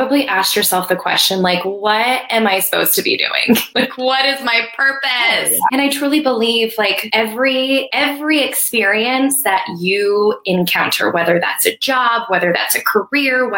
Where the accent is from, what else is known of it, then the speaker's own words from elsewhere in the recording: Colorado, United States; moved away as an adult; also born or lived in Arizona; I'm from Colorado and came to school at ASU